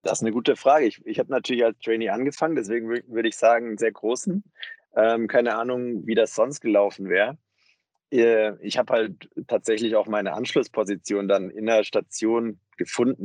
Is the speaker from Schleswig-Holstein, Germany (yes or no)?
no; near Stuttgart, Baden-Württemberg, Germany; moved away as an adult; also born or lived in Tübingen / Mannheim; now in Berlin, Germany; bin aufgewachsen in der Nähe von Stuttgart und habe dann in Tübingen und Mannheim studiert